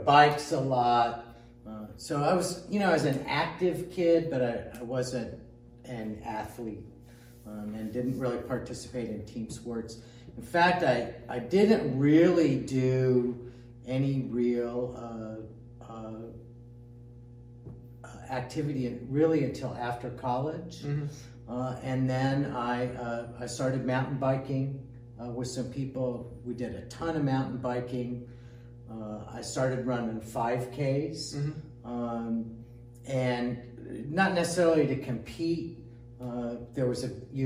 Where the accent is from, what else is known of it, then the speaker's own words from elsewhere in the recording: Indiana, United States; moved away as an adult; now in Texas, United States; I grew up in Indiana